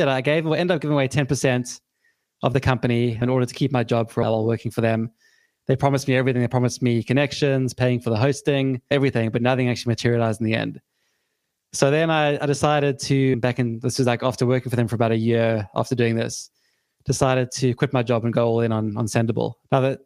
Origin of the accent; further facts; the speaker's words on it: South Africa; now in United Kingdom; I'm from South Africa originally, grew up there, and I moved to the UK back in 2005